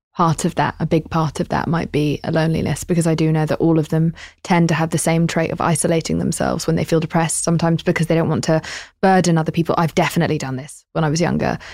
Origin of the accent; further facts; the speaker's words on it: United Kingdom; I'm British.